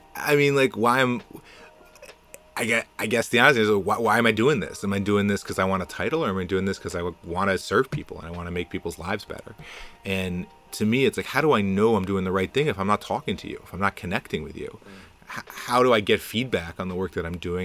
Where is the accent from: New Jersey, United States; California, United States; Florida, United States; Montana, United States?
New Jersey, United States; New Jersey suburbs, United States; also born or lived in Boston; now in Jersey City, United States; I grew up in the Jersey burbs